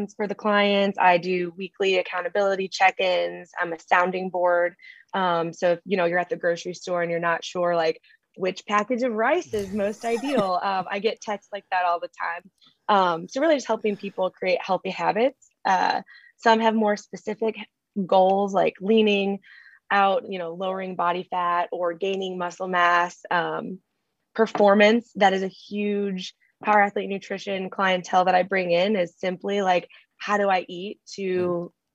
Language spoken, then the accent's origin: English; Chesterton, Indiana, United States; I'm from Northwest Indiana, a town called Chesterton